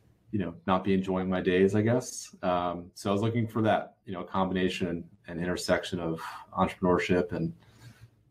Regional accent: Baltimore, Maryland, United States; Baltimore, which is where I'm from

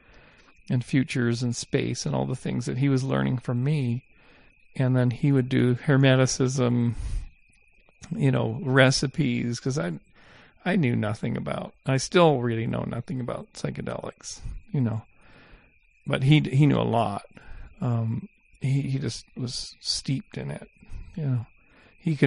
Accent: Canada; moved away; when I was growing up in Canada in the 70s

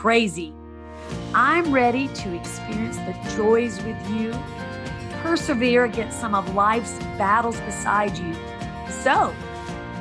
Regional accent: the South, United States; moved away; also born or lived in Hollywood Hills; growing up in the South, becoming a foster kid

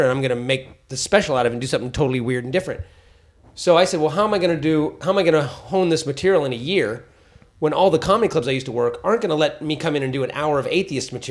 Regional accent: San Francisco, California, United States; I only did a small handful of sets growing up in San Francisco.

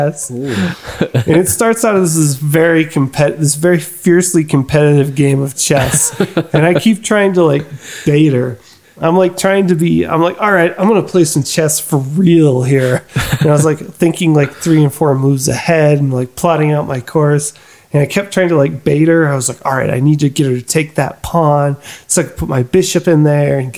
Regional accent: New Mexico, United States; we're from New Mexico.

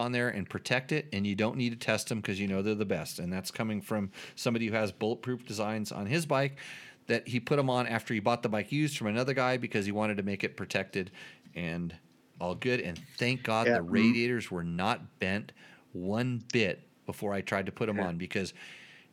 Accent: United States; I am as patriotic and as American as everybody else

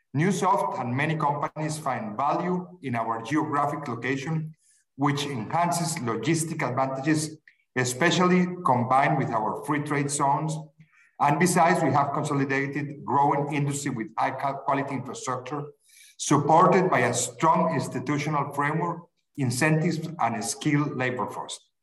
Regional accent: Medellín, Antioquia, Colombia; Medellin, by the way, my hometown

